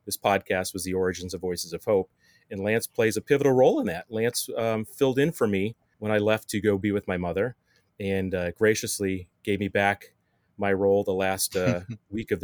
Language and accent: English; Indiana, United States; moved away; I grew up in Indiana and played high school baseball